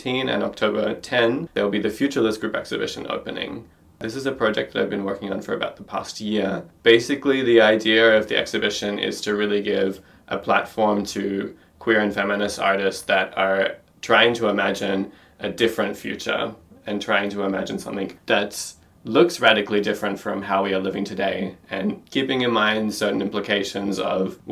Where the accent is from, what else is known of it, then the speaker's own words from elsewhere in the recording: Australia; now in Berlin, Germany; I'm an Australian artist based in Berlin